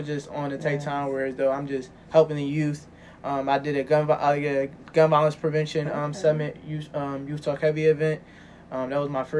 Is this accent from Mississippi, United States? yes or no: no; Philadelphia, Pennsylvania, United States; I'm from Logan. But I grew up in Longcrest and Logan